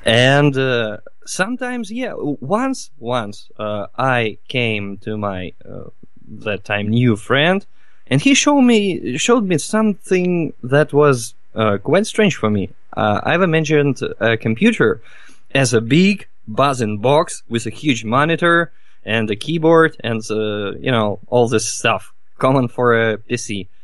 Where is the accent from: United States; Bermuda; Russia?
Russia; Novosibirsk, Novosibirsk Oblast; from Russia, from Novosibirsk. It's the very heart of Siberia